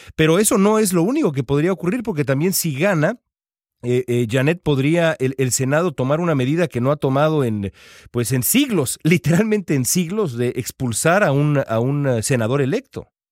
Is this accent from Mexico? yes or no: yes; Mexico; now in Los Angeles, United States; En México, en México, eh, mi país de origen